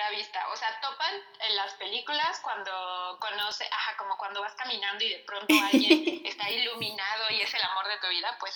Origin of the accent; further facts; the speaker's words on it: Veracruz, Mexico; moved away; mi lugar de nacimiento, que efectivamente es Veracruz, y, siento que la nostalgia que ahora siento es una nostalgia muy rara, y, o sea, sí me identifico evidentemente como veracruzana y me encanta decir como nací en Veracruz